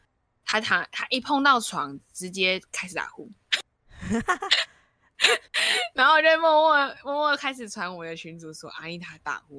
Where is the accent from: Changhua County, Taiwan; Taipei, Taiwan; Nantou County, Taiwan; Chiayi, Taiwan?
Taipei, Taiwan; 我 们 都是台北人